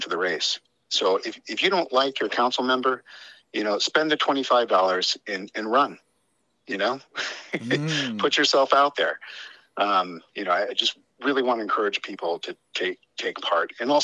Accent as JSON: {"language": "English", "town": "Chicago", "region": "Illinois", "country": "United States", "tie": "born or raised there", "also_born_or_lived": "San Francisco, California / Kauai, Hawaii", "moved": "yes", "lives_now": "Big Island, Hawaii, United States", "said": "I was born outside San Francisco, but I learned to swim while living with my foster family in Kauai. And though I grew up in Chicago, Hawaii has always called me home."}